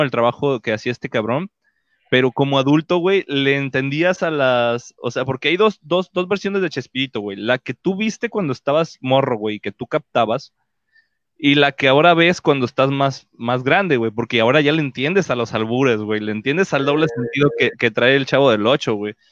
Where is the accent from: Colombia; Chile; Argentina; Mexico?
Mexico; todos aquí somos mexicanos